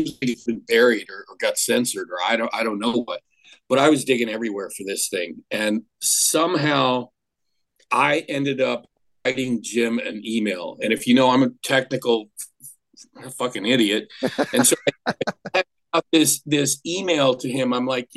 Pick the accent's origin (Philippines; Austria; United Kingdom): Austria; first language German; English is a second language; now in United States; I was born in Austria, so my first language is German